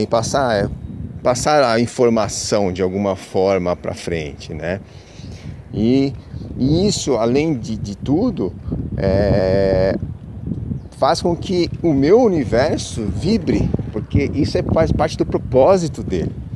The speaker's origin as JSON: {"language": "Portuguese", "region": "São Paulo", "country": "Brazil", "moved": "yes", "lives_now": "Peruíbe, Brazil", "said": "eu sou de São Paulo, capital. Hoje moro, atualmente eu estou na, na Baixa da Santista, numa cidade chamada Peruíbe."}